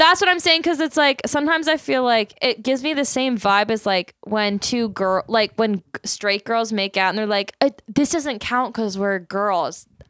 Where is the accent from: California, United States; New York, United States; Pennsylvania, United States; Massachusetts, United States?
Pennsylvania, United States; Philadelphia; we're from Philadelphia. We're coming to you live from Philadelphia